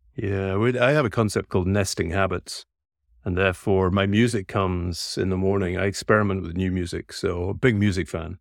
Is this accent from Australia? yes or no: no; Scotland, United Kingdom; I'm a Scotsman by birth